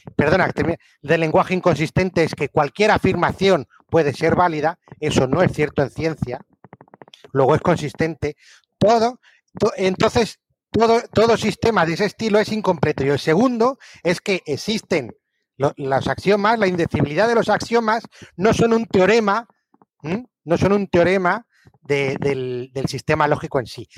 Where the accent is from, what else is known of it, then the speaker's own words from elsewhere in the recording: Albacete, Castilla-La Mancha, Spain; now in France; nací en Albacete hace 50 años. Eh, soy director, estoy en Francia